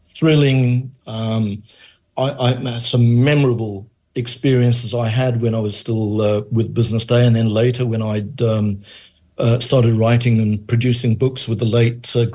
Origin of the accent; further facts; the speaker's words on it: Johannesburg, Gauteng, South Africa; also born or lived in Manchester, United Kingdom; I was born in Manchester, grew up in Johannesburg, came to South Africa when I was a child. I was 7 years old.